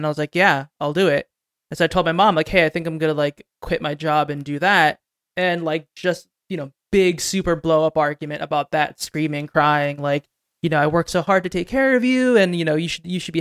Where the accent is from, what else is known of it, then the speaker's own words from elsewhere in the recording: New Jersey, United States; I grew up in New Jersey, about 20 minutes from the city.